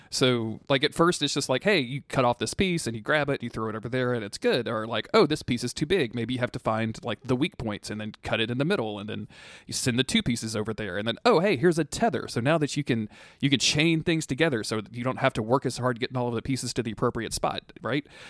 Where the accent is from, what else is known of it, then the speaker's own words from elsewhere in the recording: the South, United States; I was raised in the South